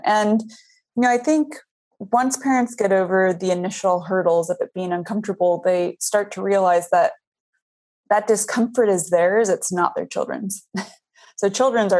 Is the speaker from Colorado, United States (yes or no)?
yes; Boulder, Colorado, United States; I grew up in Boulder, Colorado, which is kind of a liberal mecca